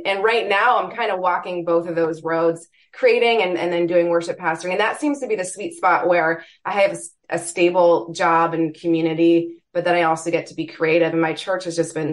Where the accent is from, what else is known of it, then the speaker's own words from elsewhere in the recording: Toronto, Ontario, Canada; moved away as an adult; now in Michigan, United States; I hail from Toronto